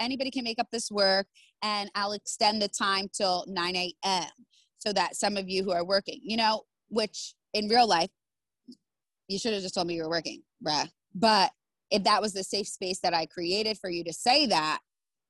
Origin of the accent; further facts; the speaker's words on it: United States; I'm American